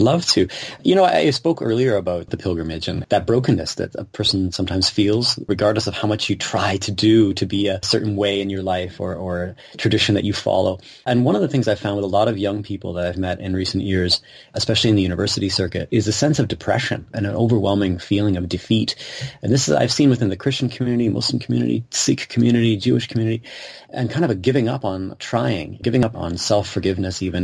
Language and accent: English; Kitchener, Ontario, Canada; I grew up here in Kitchener